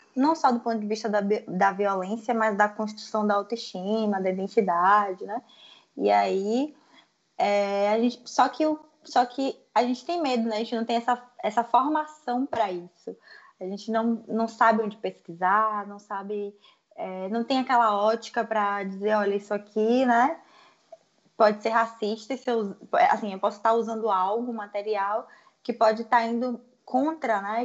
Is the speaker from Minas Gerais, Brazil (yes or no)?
no; Salvador, Bahia, Brazil; Sou de Salvador, na Bahia.